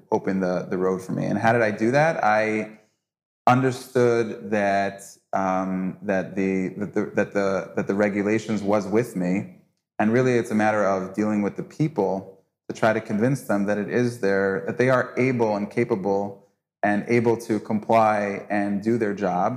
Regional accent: United States; now in Israel; as an American

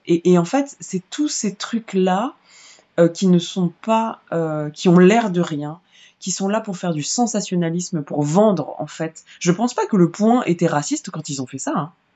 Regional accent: Vitry-sur-Seine, Île-de-France, France; J'ai grandi à Vitry-sur-Seine euh, et dans d'autres banlieues

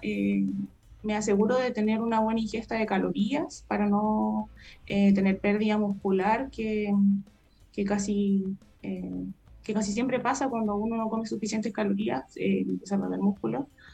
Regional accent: Chile; moved away; soy de Payaco

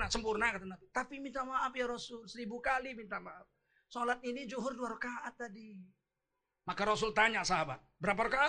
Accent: Medan, North Sumatra, Indonesia; Soal gayanya saya tengkurukan yang keras begini saya orang Medan. Orang Medan kan memang begini, Bib. Kami orang Medan begini, tak senang kau.

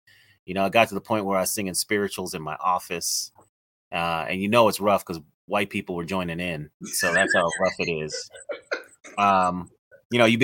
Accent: Denver, Colorado, United States; I was born and raised in Denver, Colorado

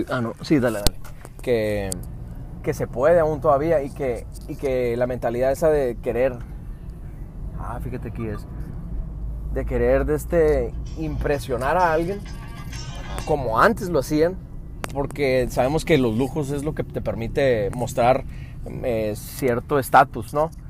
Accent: Phoenix, Arizona, United States; Soy de fuera. Soy de Estados Unidos, de hecho. No sé si, si se nota o qué, pero...

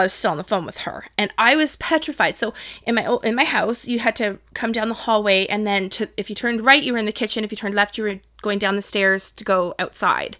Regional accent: Toronto, Ontario, Canada; also born or lived in Whitby; I grew up in Toronto, moved to Whitby when I was nine years old

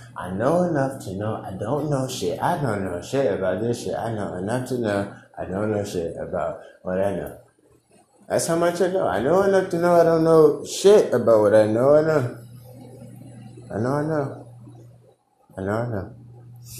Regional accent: United States; as an American

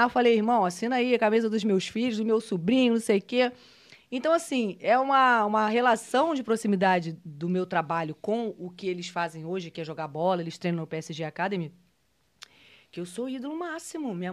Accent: Rio de Janeiro, Brazil; Eu sou é carioca, é nascida na Tijuca.

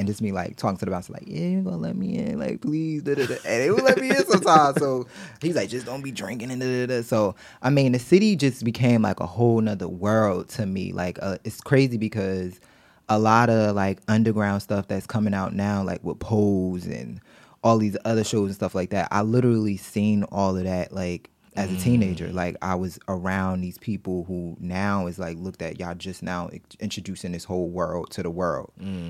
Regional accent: East Orange, New Jersey, United States; also born or lived in Baltimore; now in Newark, United States; I'm from East Orange. It's literally like the next town over.

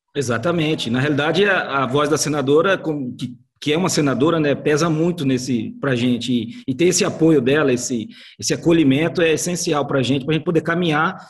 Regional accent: Campo Grande, Mato Grosso do Sul, Brazil; nós que somos aqui de, de Campo Grande, do Mato Grosso do Sul

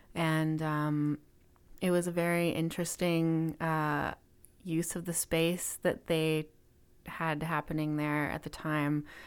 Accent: Kelowna, British Columbia, Canada; moved away as an adult; also born or lived in Vancouver / Montreal / Alberta; I grew up in Kelowna, B C, so in the interior of B C.

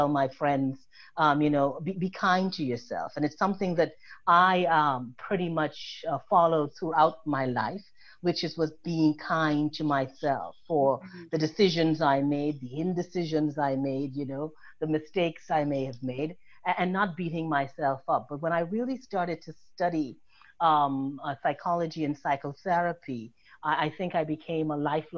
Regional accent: Trinidad & Tobago; now in New York, United States; I was born in Trinidad and Tobago

